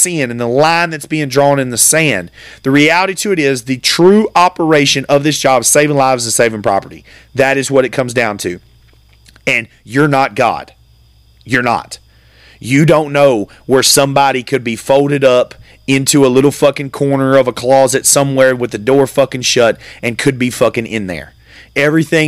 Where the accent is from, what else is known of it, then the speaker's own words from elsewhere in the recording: United States; me as an American